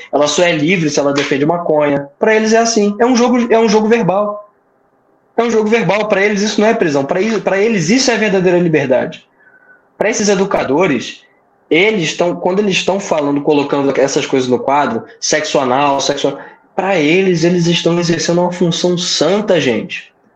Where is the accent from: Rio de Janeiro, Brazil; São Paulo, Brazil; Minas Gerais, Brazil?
Rio de Janeiro, Brazil; now in Paraíba, Brazil; eu moro aqui, mas eu não sou paraibano, sou carioca.